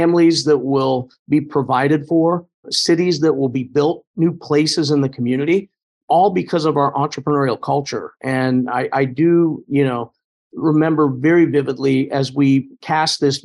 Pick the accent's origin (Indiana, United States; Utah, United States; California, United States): Indiana, United States; Indianapolis; Pike Township on the northwest side of Indy doesn't seem all that far from anything else, but it really seemed like we were not quite rural